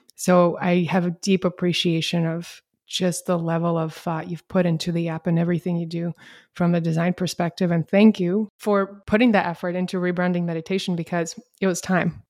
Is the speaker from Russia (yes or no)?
yes; Russia; moved away as an adult; also born or lived in Canberra, Australia; now in United States; We moved from Russia, where I'm originally from, to Canberra